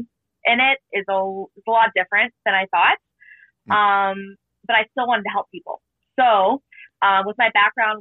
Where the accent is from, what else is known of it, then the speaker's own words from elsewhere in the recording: Canfield, Ohio, United States; I'm from Ohio, Canfield, Ohio, like near Youngstown area